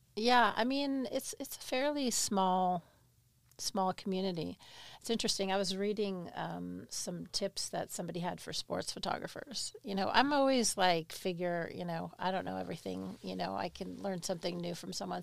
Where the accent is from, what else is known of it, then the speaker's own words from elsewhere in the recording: Albany, New York, United States; accent: New York; moved away; I grew up in Albany